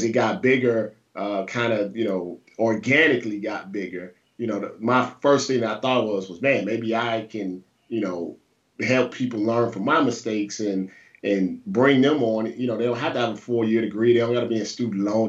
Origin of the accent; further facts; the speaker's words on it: St. Louis, Missouri, United States; also born or lived in Ohio; I'm from St. Louis, Missouri.